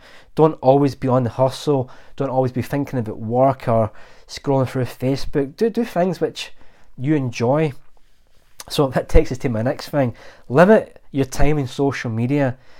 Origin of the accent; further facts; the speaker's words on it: Glasgow, Scotland, United Kingdom; I'm Glaswegian, born and bred, and we have a really good gallows humour.